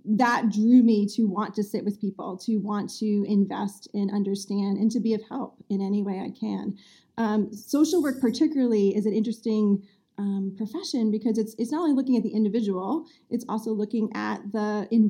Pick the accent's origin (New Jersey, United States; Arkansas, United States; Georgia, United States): New Jersey, United States; moved away as an adult; also born or lived in Massachusetts; now in north of Boston, United States; I grew up in New Jersey